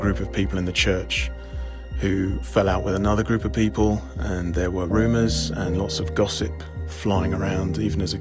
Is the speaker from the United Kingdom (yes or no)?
yes; Epsom, South East England, United Kingdom; I grew up just outside London in a town called Epsom